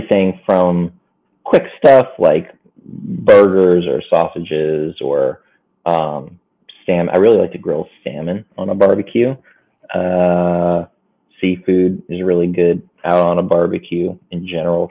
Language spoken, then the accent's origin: English; Maplewood, New Jersey, United States; moved away as an adult; also born or lived in Madison, New Jersey / New York / Los Angeles, California; now in Queens, New York, United States; I'm from North Jersey, from a town called Maplewood, South Orange.